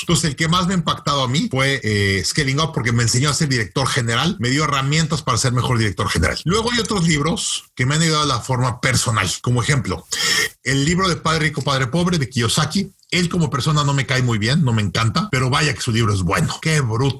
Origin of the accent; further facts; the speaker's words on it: Mexico City, Mexico; moved away as an adult; also born or lived in United States; now in Canada; yo crecí en México